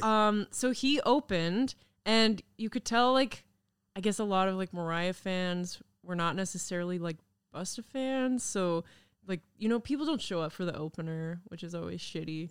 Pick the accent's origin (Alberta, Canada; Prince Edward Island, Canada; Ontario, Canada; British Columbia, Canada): British Columbia, Canada; Kamloops; moved away; I grew up in Kamloops